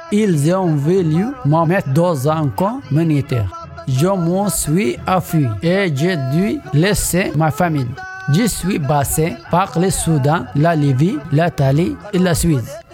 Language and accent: French; Eritrea; French is a second language; moved away as an adult; also born or lived in Sudan / Switzerland; now in France; j'ai l'expérience pro on en Érythrée, j'étais maraîcher et au Soudan, j'étais boulanger et mécanicien automobile.